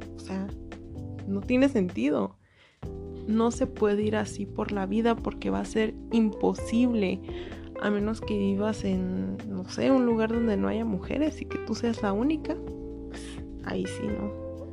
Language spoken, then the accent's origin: Spanish; Mexico; soy mexicana